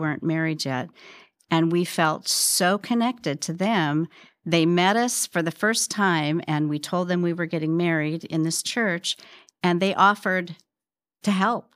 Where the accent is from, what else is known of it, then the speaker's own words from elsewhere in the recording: Spokane, Washington, United States; moved away as an adult; also born or lived in California; I grew up in Spokane, Washington, although I lived in California when I was younger.